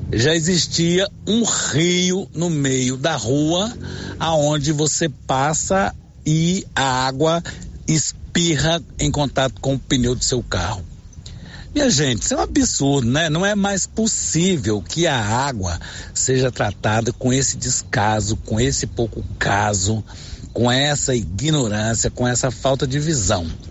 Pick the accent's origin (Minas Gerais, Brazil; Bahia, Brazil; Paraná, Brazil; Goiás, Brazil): Goiás, Brazil; Silvânia; Sou aqui de Silvânia